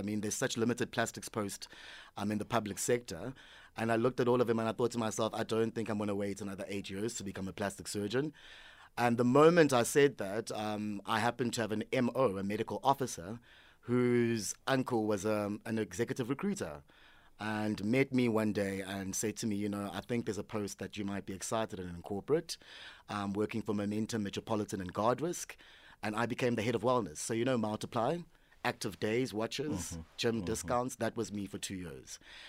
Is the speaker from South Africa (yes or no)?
yes; South Africa; also born or lived in Eastern Cape / KwaZulu-Natal; I was born in the Eastern Cape. I grew up all over South Africa. My parents moved around a lot for work. Ended up studying KZN, graduated in high school there.